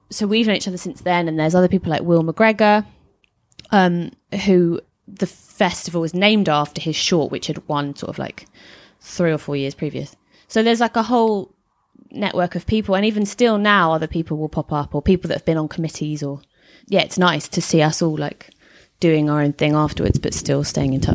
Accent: Hertfordshire, East of England, United Kingdom; moved away as an adult; now in London, United Kingdom; Hertfordshire, which is not that far from London

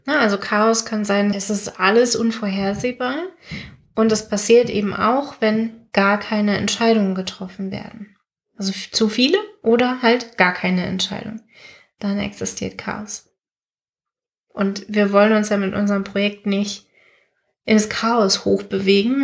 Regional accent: Germany; wir Deutschen

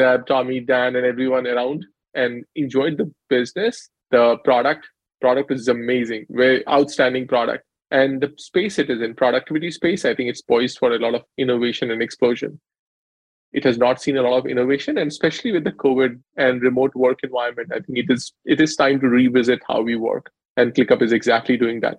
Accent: India; moved away; So I grew up in India, undergrad there

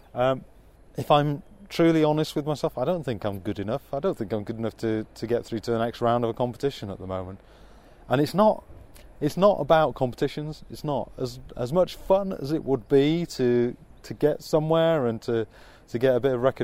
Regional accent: Wakefield, Yorkshire and the Humber, United Kingdom; now in London, United Kingdom; I'm from Wakefield

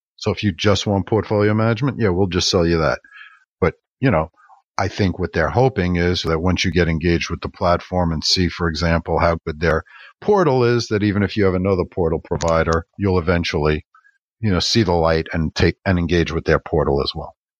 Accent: New York, United States; being a New Yorker

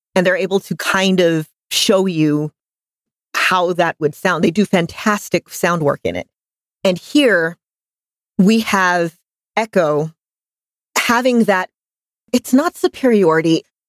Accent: United States; accent: American; my American accent

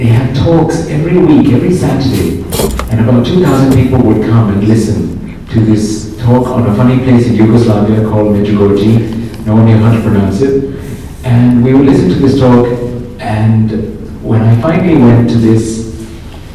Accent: Singapore; also born or lived in Kerala (ancestry); now in England; I grew up in Singapore, so really culturally I am more Chinese

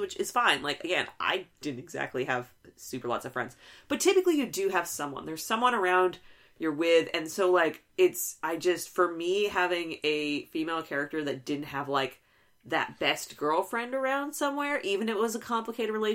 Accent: Texas, United States; growing up in Texas

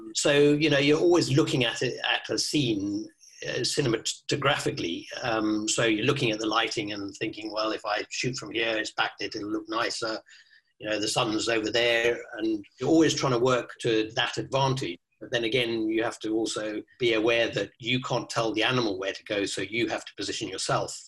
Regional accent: Kenya; moved away; also born or lived in South Africa / Botswana; I, I grew up in Kenya in Africa

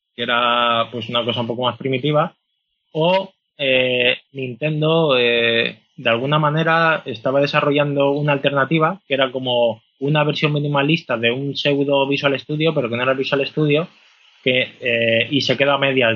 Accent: Castellón de la Plana, Valencian Community, Spain; also born or lived in Madrid; Y yo soy de Castellón

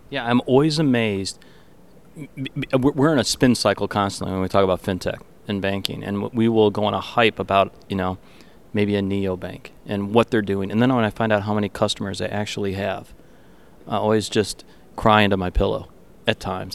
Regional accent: Detroit, Michigan, United States; accent: Canadian; I grew up in Detroit

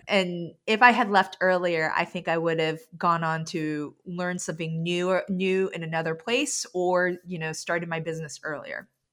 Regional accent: New York City, New York, United States; now in Vermont, United States; I grew up in New York City

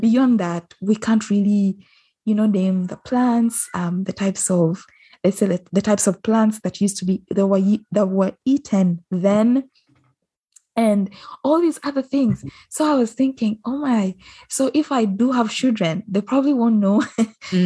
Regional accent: Uganda; I might be Ugandan

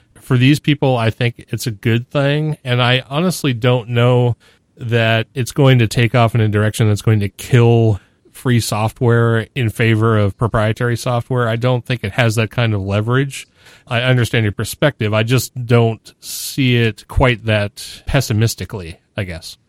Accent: New Hampshire, United States; I'm from New Hampshire

